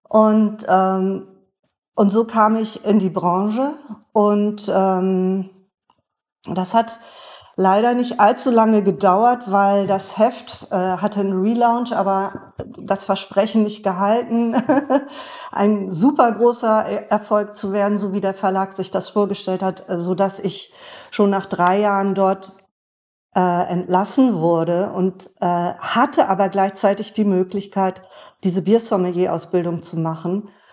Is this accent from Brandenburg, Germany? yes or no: no; Bremen, Germany; ich bin ja auch in Bremen geboren